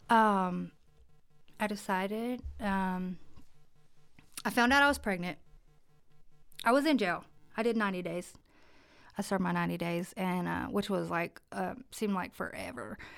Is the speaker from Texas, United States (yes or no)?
no; Jackson County, North Carolina, United States; also born or lived in Cherokee; I am local, born and raised in Jackson County.